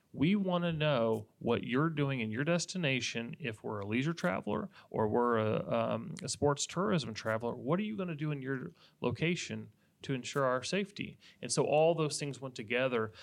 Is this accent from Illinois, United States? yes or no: no; Indiana, United States; moved away as an adult; now in Polk County, Florida, United States; I was from Indiana